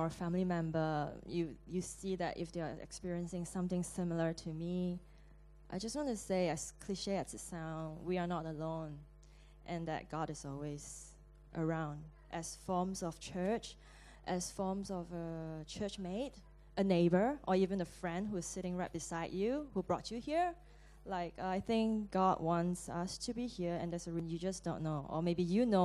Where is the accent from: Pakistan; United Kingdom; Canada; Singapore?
Singapore; moved away; I'm from Singapore